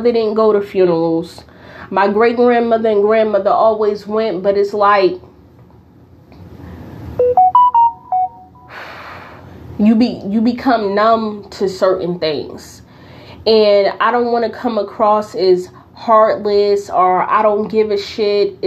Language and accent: English; Newark, New Jersey, United States; growing up in Newark